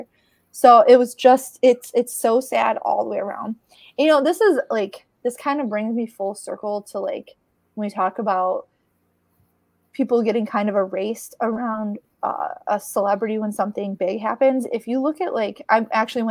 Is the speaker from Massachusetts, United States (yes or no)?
no; Chicago, Illinois, United States; now in Detroit, United States; I grew up in Chicago